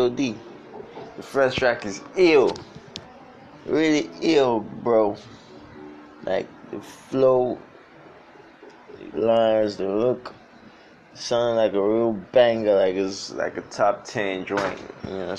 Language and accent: English; Nigeria; I be Niger boy